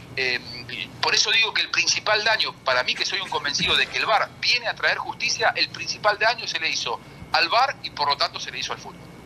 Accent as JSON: {"language": "Spanish", "country": "Argentina", "said": "Soy argentino"}